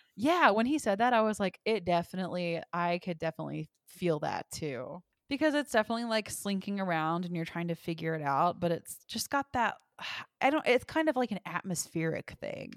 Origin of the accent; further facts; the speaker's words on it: the South, United States; accent: southern; I'm from the South